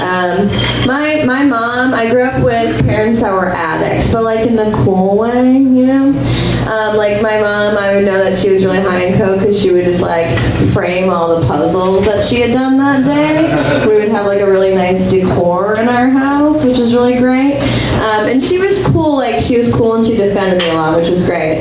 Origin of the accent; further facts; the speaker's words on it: Boston, Massachusetts, United States; we're from Boston